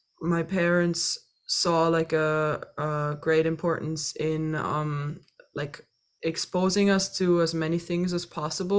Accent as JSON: {"language": "English", "country": "Austria", "tie": "born or raised there", "also_born_or_lived": "Dublin, Ireland / Vienna, Austria", "moved": "as an adult", "lives_now": "United States", "said": "And then when I was four, I moved to Austria. And then I was pretty much raised in Austria."}